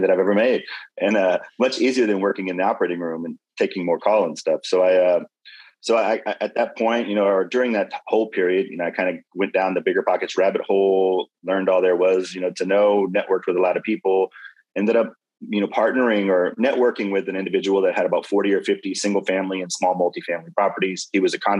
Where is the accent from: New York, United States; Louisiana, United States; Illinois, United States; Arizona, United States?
Louisiana, United States; now in Houston, United States; I'm originally from Louisiana. I've called Houston my home for over 20 years now